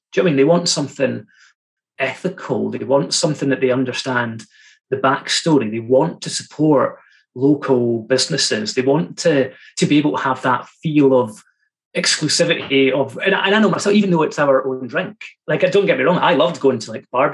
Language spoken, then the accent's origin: English; Fraserburgh, Scotland, United Kingdom; my hometown's beside Fraserburgh